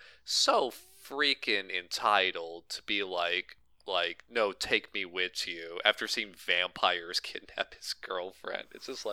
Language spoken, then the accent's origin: English; New Jersey, United States; I'm from Jersey and I use a shotgun, you know.